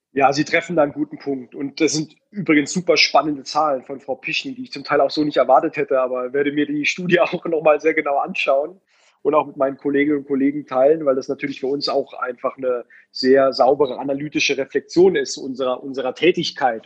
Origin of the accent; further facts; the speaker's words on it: Baden-Württemberg, Germany; ich komme aus Baden-Württemberg